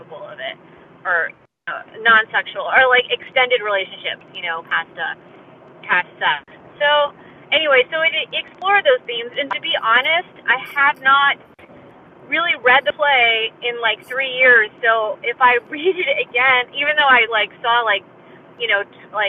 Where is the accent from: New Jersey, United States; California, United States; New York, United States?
California, United States; Berkeley; moved away as an adult; also born or lived in New Haven, Connecticut; now in Los Angeles, United States; I'm from Berkeley, California. I was born and raised there.